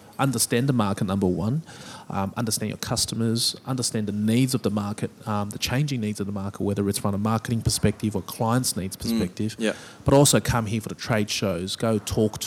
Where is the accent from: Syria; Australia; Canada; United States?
Australia; myself being Chinese Australian